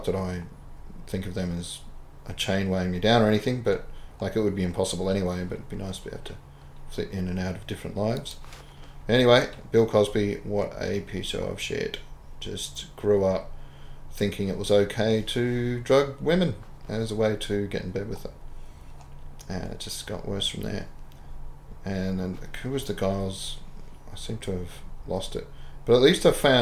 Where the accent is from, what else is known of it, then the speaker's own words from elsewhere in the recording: Australia; I'm Australian.